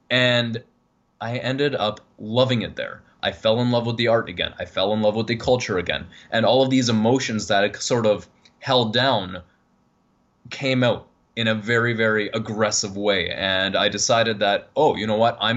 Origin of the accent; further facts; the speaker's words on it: Toronto, Ontario, Canada; accent: Canadian; in Toronto. Um, wait until I say a boot, and then you'll be definitely be able to tell that I'm Canadian.